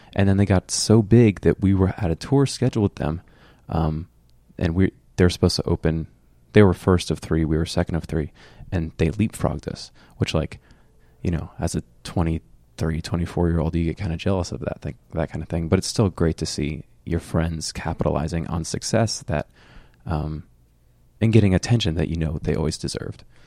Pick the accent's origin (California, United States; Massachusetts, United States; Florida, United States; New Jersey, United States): Florida, United States; Fort Myers; I grew up in Fort Myers, which is three hours south of Orlando